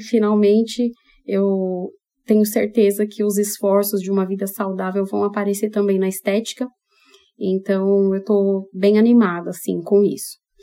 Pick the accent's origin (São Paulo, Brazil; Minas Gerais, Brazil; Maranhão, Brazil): São Paulo, Brazil; now in Maringá, Brazil; Porque nem maringaense eu sou, eu sou paulistana